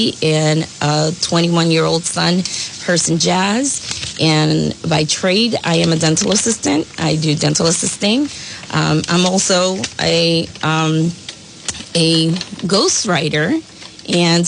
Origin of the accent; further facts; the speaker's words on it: New York City, New York, United States; moved away as an adult; also born or lived in Milford; now in Woonsocket, United States; I was born in Brooklyn, New York, and I moved to the area of New England right before I married my husband of 23 years.